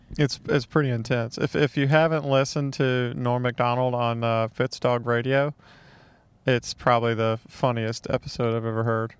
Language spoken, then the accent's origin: English; Mississippi, United States; I grew up in Mississippi